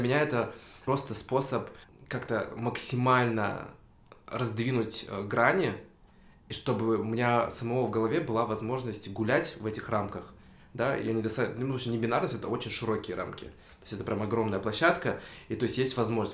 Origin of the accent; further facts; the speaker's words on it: Tokmok, Chuy Region, Kyrgyzstan; now in Bishkek, Kyrgyzstan; в Такмак, в свой родной дом